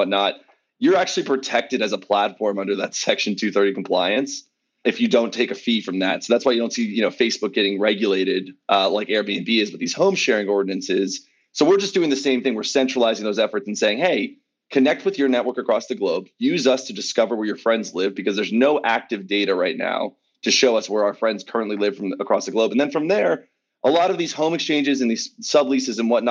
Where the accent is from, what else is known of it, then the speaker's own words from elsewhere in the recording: Los Angeles, California, United States; also born or lived in Philadelphia; born and raised in Los Angeles